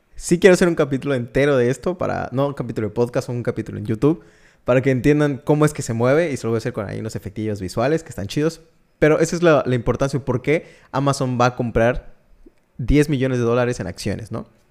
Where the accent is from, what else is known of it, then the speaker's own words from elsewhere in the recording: Mexico; Yo soy mexicano